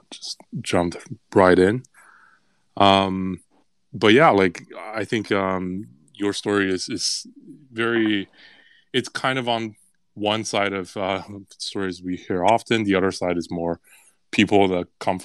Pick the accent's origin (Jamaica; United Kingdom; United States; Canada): Canada; I'm Canadian